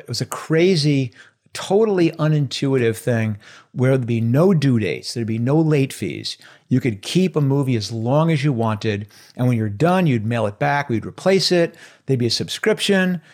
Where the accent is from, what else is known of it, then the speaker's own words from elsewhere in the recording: outside of New York City, United States; I grew up in, uh, outside of New York City